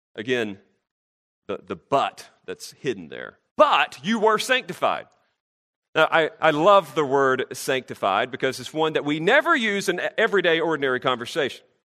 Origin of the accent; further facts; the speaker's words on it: North Carolina, United States; I'm from North Carolina